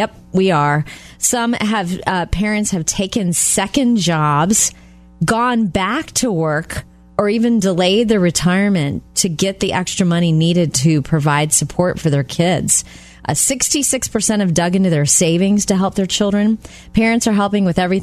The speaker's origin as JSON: {"language": "English", "town": "Jupiter", "region": "Florida", "country": "United States", "tie": "born or raised there", "said": "I grew up in Jupiter, Florida"}